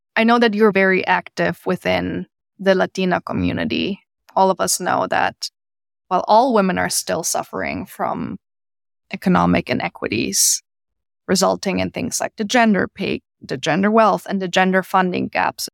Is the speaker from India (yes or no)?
no; Germany; now in United States; I'm from Germany originally